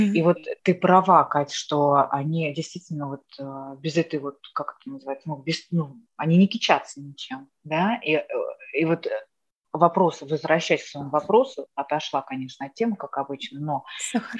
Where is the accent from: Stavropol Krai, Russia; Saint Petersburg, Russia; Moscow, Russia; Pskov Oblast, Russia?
Moscow, Russia; first language Russian; moved away as an adult; now in Netherlands; я москвичка